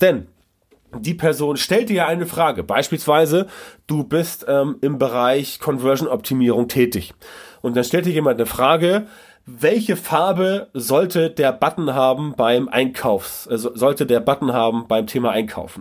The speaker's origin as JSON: {"language": "German", "country": "Germany", "said": "bei uns in Deutschland"}